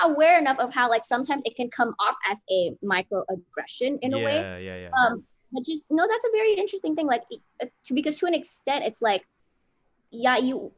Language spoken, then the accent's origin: English; Los Angeles, California, United States; first language English; for me, I'm like from LA, and so like, LA is one of those cities where you just have people from everywhere.